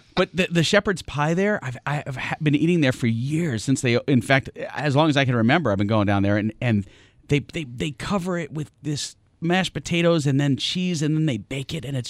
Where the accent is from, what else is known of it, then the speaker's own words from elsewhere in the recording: New York, United States; moved away as an adult; now in Arizona, United States; I'm from New York.